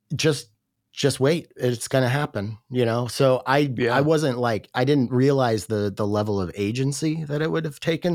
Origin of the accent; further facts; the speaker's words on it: Washington, United States; I grew up in a really small town here in Washington State